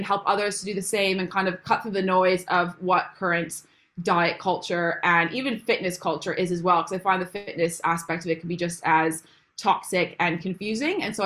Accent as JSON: {"language": "English", "country": "Canada", "moved": "as an adult", "lives_now": "England, United Kingdom", "said": "if you can't tell by my accent, I'm actually not from England originally. I'm from Canada. So I moved here about 4 years ago"}